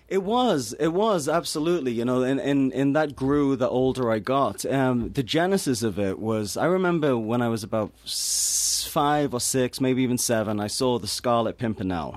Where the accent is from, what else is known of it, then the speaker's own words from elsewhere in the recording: Newcastle upon Tyne, North East England, United Kingdom; moved away; I come from Newcastle-upon-Tyne, which is a, a very depressed working class city in the north of England